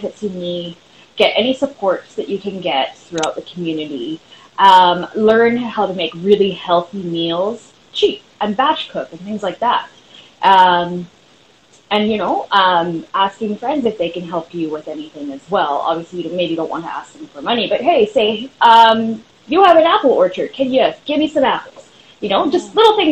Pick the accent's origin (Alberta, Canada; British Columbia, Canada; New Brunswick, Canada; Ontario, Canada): British Columbia, Canada; Vancouver; I'm from Vancouver, British Columbia, Canada